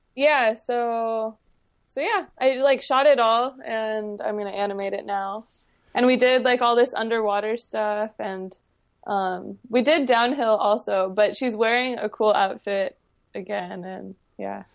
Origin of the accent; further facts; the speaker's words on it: San Diego, California, United States; accent: upspeak; I grew up here in San Diego